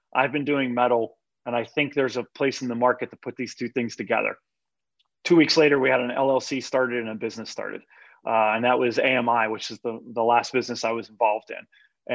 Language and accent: English; Pittsburgh, Pennsylvania, United States; moved away as an adult; now in York, United States; I'm from the Pittsburgh area, I have spent most of my life there